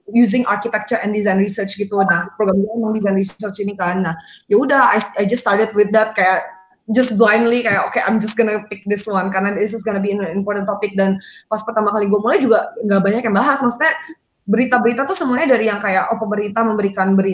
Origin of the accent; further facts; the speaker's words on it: Jakarta, Indonesia; Um, sebagai orang Jakarta, gue rasa itu kayak lumayan normal kan kita kayak cuman Jawa, Bali gitu hmm. kan dan that's how um, I was brought up juga